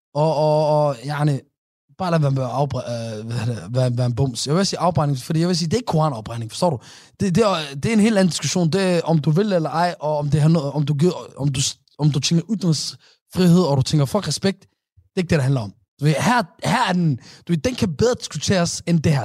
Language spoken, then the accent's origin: Danish; Somalia; vores somaliske folk